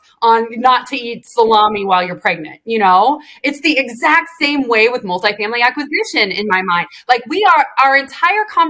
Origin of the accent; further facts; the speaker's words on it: Illinois, United States; moved away as an adult; also born or lived in Georgia; I grew up in Illinois